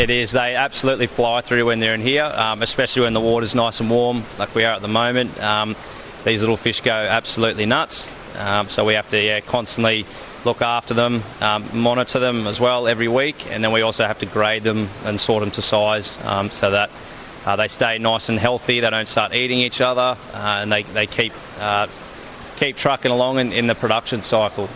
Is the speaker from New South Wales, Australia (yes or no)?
no; Melbourne, Victoria, Australia; moved away as an adult; also born or lived in Townsville, Queensland; now in Northern Territory, Australia; I actually was born and raised in Melbourne